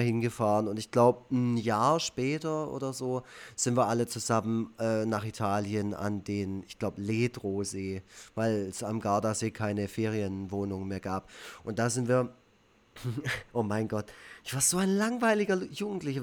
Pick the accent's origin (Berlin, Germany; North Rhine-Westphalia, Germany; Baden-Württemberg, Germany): Baden-Württemberg, Germany; Black Forest; Schwarzwald, wo ich, wo ich aufgewachsen bin